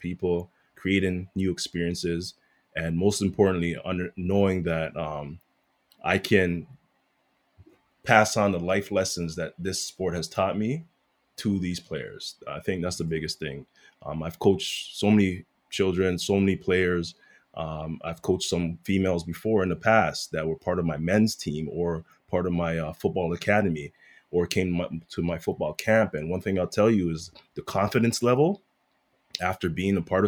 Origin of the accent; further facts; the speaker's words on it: Toronto, Ontario, Canada; I'm a kid from Rexdale